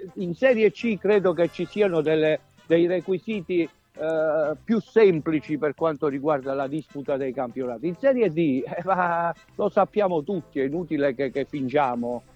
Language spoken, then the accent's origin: Italian; Grumento Nova, Basilicata, Italy; moved away as an adult; now in Rome, Italy; vengo anch'io da, come voi, no? da un piccolo borgo che è Grumento Nova